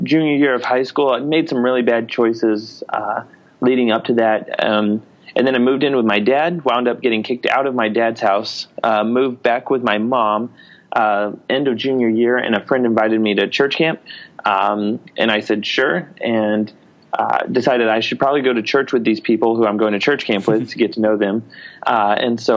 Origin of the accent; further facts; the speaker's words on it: Oklahoma, United States; moved away as an adult; now in Detroit area, United States; I grew up in Oklahoma.